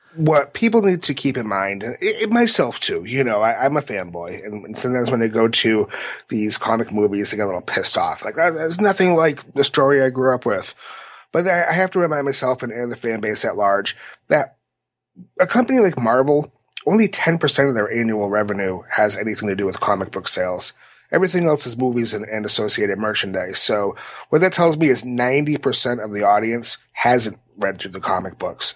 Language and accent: English; New Bedford, Massachusetts, United States; right here in my hometown